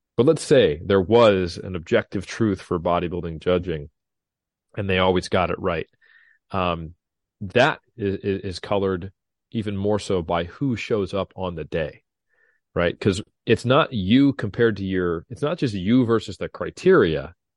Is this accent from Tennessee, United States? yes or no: no; Sacramento, California, United States; my hometown of Sacramento, literally fifteen, twenty minutes from my house tops